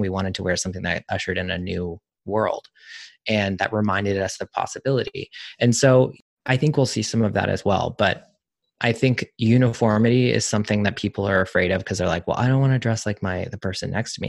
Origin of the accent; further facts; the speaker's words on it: the South, United States; I'm from the South